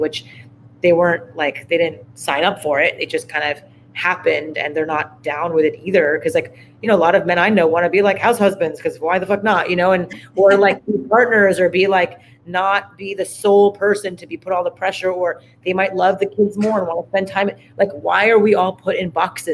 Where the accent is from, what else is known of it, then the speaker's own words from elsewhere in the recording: Montreal, Quebec, Canada; We grew up in Montreal, Canada